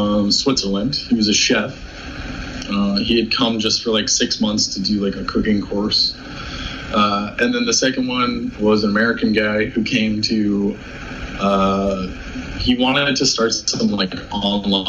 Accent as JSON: {"language": "English", "country": "Canada", "said": "I'm Canadian"}